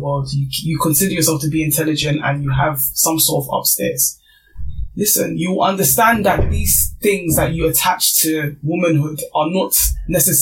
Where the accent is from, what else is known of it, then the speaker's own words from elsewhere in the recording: Nigeria; being Nigerian